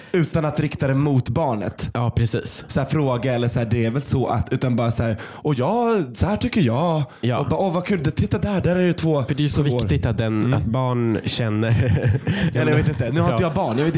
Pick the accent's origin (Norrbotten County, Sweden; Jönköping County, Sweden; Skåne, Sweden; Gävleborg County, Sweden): Norrbotten County, Sweden; Kiruna; now in Stockholm, Sweden; i Kiruna där jag kommer ifrån